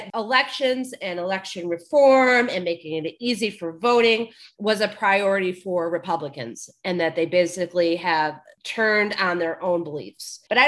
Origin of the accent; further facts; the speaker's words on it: Georgia, United States; Politicians in my home state of Georgia, as well as in others such as Texas and Florida